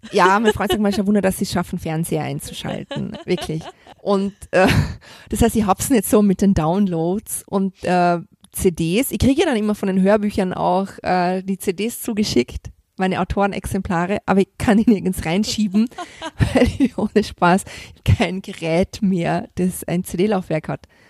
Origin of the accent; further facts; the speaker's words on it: Vorarlberg, Austria; moved away; ich komme aus Vorarlberg, mein Opa war beim Alpenverein, wir sind als Kinder immer viel wandern gegangen